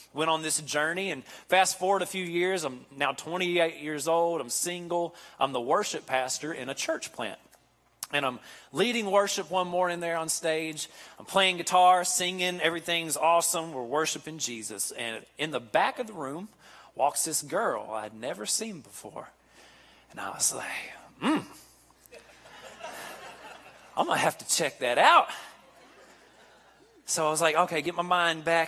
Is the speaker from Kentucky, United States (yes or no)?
yes; Kentucky, United States; moved away as an adult; now in Nashville, United States; I'm actually born and raised in Kentucky. You can probably tell from the way I talk, the accent and how slow I speak